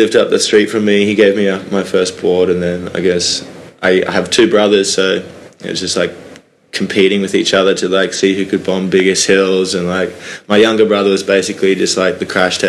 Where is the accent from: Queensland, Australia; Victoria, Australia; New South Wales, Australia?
Queensland, Australia; Sunshine Coast; moved away; I just grew up in like a beach town in Queensland in a place called the Sunshine Coast